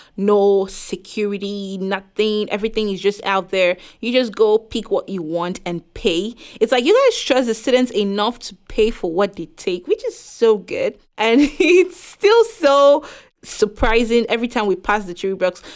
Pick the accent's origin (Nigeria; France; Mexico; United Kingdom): Nigeria; moved away as an adult; now in Concord, United States; I came from Nigeria where we are all the same race